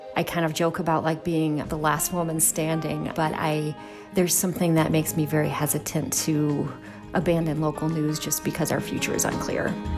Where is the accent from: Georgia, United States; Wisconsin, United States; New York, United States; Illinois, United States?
Wisconsin, United States; Milwaukee; moved away as an adult; I grew up in Milwaukee. My parents were, um, M P S teachers